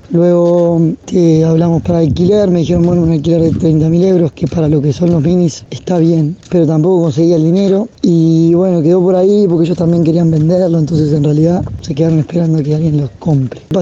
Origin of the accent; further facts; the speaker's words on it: Uruguay; Y como somos los uruguayos, estamos poco acostumbrados a ver otros uruguayos por el resto del mundo.